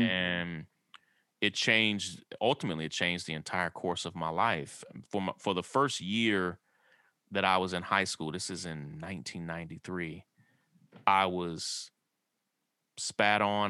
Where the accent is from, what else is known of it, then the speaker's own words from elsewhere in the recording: Kentucky, United States; I grew up in a small rural town in Kentucky